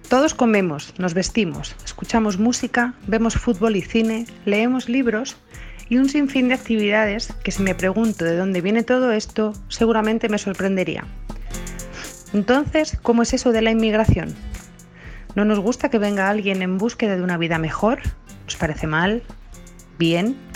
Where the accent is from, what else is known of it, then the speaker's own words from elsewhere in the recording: Spain; now in London, United Kingdom; yo mismo soy un inmigrante, yo inmigré desde España a Londres